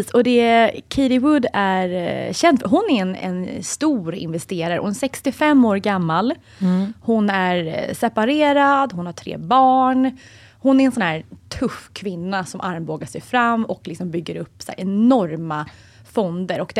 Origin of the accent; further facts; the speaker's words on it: Sweden; för oss svenskar